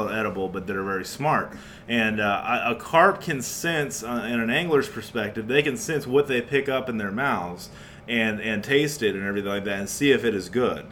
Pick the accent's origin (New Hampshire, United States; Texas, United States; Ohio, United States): Texas, United States; New Braunfels; in New Braunfels, Texas, my hometown